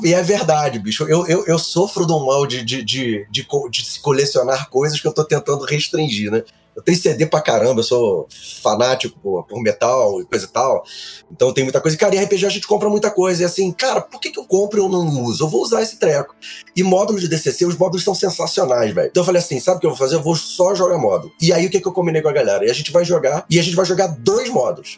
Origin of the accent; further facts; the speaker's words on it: Rio de Janeiro, Brazil; now in Brasília, Brazil; eu sou natural do Rio, né? Do Rio de Janeiro, mas eu moro em Brasília